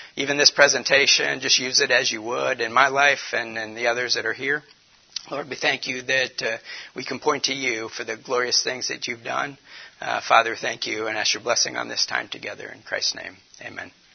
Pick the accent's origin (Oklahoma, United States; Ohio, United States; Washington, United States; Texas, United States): Ohio, United States; Warren; now in Detroit, United States; I'm from the, the north. I'm from Cleveland, Warren area